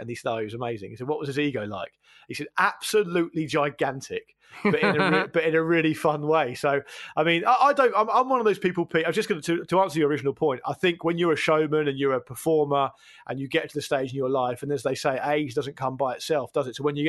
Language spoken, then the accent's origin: English; Gosport, South East England, United Kingdom; someone like … felt from me as a kid growing up in Gosport in like a terraced house, having the most normal existence you can think of.